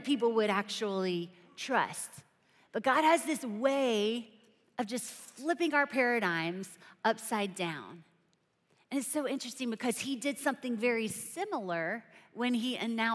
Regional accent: South Carolina, United States; I'm from South Carolina

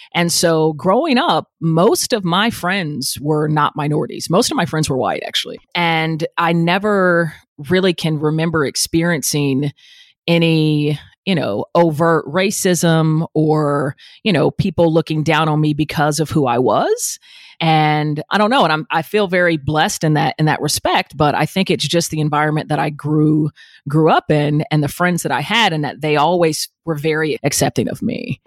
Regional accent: Atlanta, Georgia, United States; I grew up in Atlanta, metro Atlanta

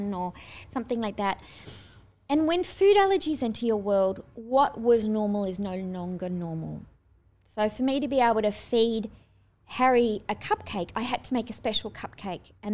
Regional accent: Australia; moved away as an adult; also born or lived in Sydney; now in United States; I'm Aussie

